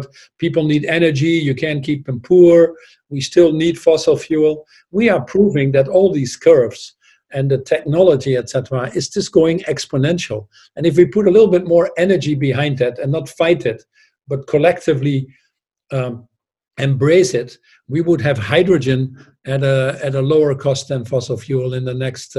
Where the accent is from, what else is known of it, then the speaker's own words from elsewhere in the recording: Netherlands; moved away as an adult; also born or lived in Newcastle; I was born in the Netherlands, I had a toilet at home